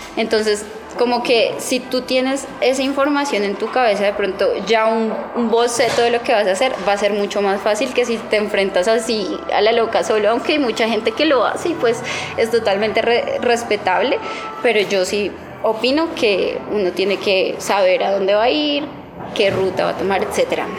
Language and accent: Spanish; Bogotá, Colombia; yo soy una rola en bici